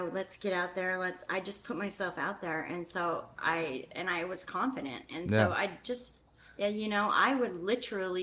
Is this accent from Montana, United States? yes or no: yes; Whitefish, Montana, United States; moved away as an adult; now in Northern California, United States; I'm originally from Whitefish, Montana